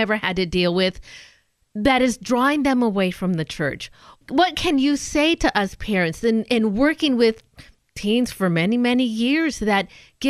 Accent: Southern California, United States; moved away; I'm a SoCal girl

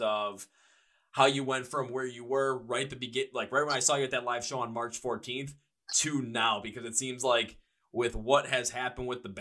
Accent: Milwaukee, Wisconsin, United States; I'm from Milwaukee

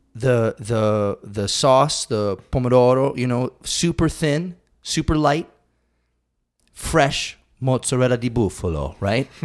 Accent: Western Massachusetts, United States; I grew up in Western Massachusetts.

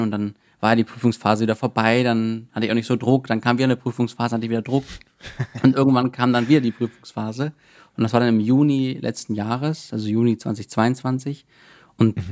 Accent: Cologne, North Rhine-Westphalia, Germany; ich komme ja aus Köln oder wohne in Köln

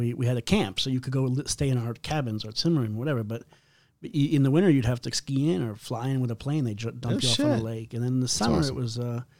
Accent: Maine, United States; born or raised there; moved away

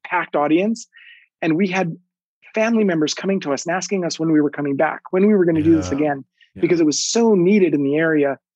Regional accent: New Mexico, United States; moved away; go back to New Mexico and share our work with my hometown and my dance community back home

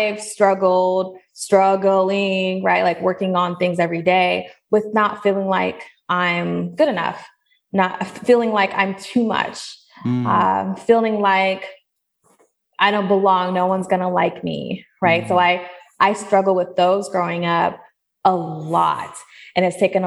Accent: Seattle, Washington, United States; now in Atlanta, United States; I'm from Seattle. I grew up there and then I eventually moved to Atlanta.

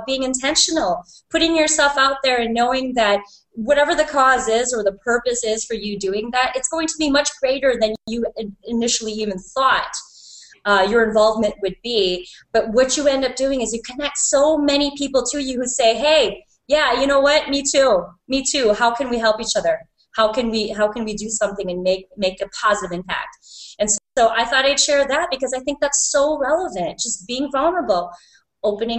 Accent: Milwaukee, Wisconsin, United States; we're from Milwaukee

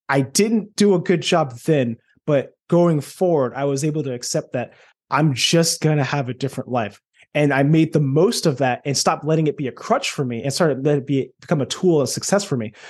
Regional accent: Detroit, Michigan, United States; I was born in Michigan.

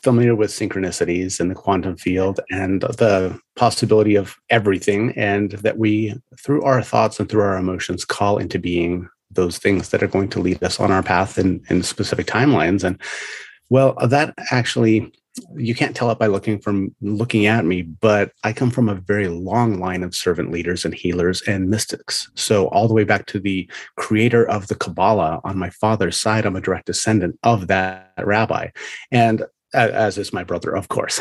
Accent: United States; I'm American

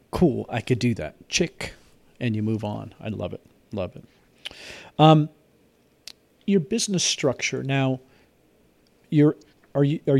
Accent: Alaska, United States; now in Indiana, United States; I'm in Pennsylvania. I'm freezing to death. I mean, it's cold here. Then the 30s. I I'm from Alaska

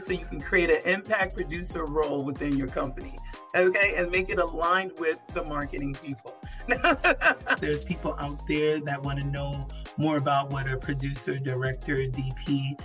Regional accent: New York City, New York, United States; I'm also from Brooklyn

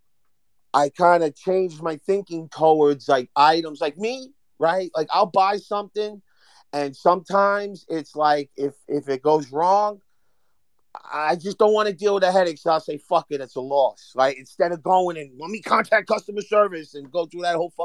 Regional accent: Hoboken, New Jersey, United States; I'm from Hoboken, but I know North New Jersey.

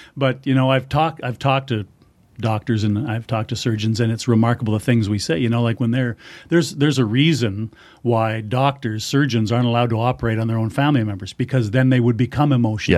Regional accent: Manitoba, Canada; growing up in Manitoba, I grew up on hockey and football

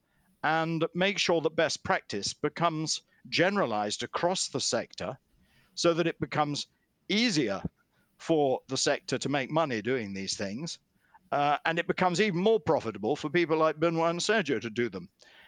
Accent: United Kingdom; In my own country, in the UK

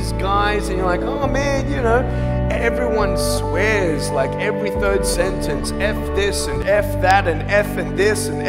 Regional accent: Australia; now in Los Angeles, United States; I'm from Australia.

